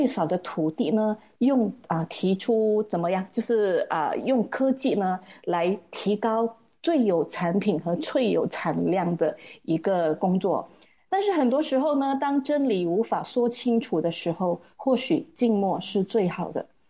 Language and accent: Chinese; Malaysia; 说我是来自马来西亚